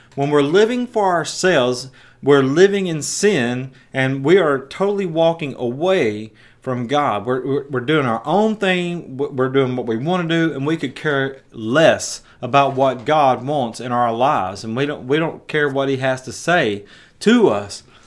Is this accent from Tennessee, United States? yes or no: yes; Jackson, Tennessee, United States; my hometown in West Tennessee